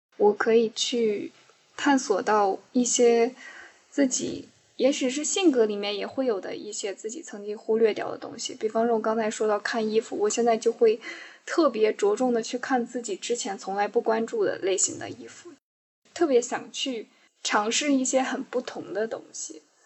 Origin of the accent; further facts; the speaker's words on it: Northwest China, China; moved away; 因为我从小在西北长大